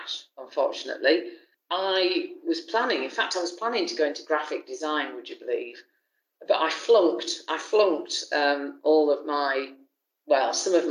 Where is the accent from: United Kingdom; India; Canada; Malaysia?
United Kingdom; Haworth, Yorkshire and the Humber; accent: Yorkshire; moved away; I was born in Haworth, which, yep, of course, the home of the Brontes, and really lived in the area around there all of my kind of childhood.